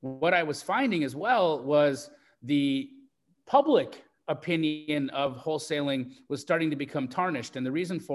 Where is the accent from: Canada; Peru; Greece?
Canada; moved away as an adult; also born or lived in Los Angeles, United States; now in Phoenix, United States; I grew up in Canada, but I moved from Canada to LA in 2012. In 2008